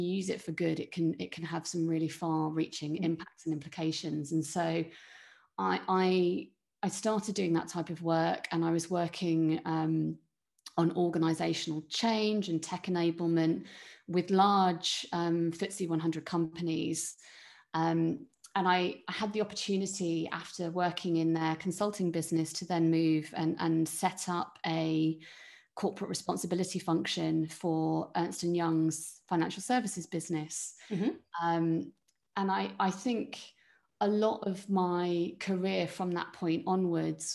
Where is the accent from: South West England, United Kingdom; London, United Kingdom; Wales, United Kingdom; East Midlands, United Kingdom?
South West England, United Kingdom; Cornwall; I grew up in Cornwall